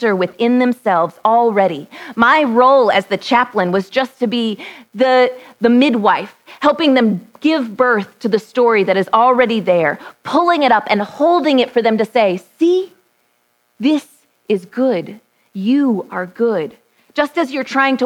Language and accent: English; Texas, United States; born or raised there